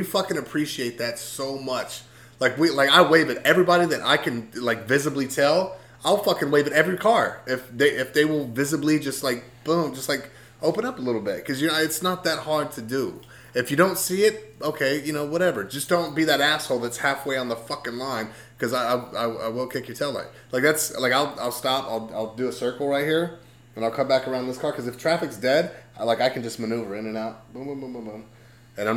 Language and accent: English; Texas, United States; moved away; also born or lived in Dallas-Fort Worth, Texas; I come from Texas